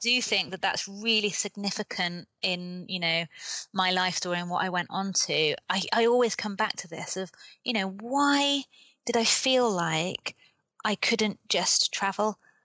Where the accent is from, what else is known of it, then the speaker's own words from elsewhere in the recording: United Kingdom; accent: British; moved away as an adult; also born or lived in Cambodia; now in Kathmandu, Nepal; I am British. I was born in the UK, mm-hmm. which explains my accent